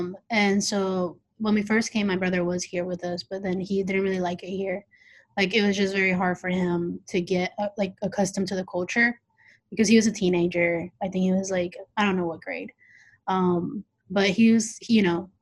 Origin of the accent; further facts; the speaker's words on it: Mexico City, Mexico; now in Indianapolis, United States; yo soy del Distrito Federal de Mexico, so I'm from Mexico City.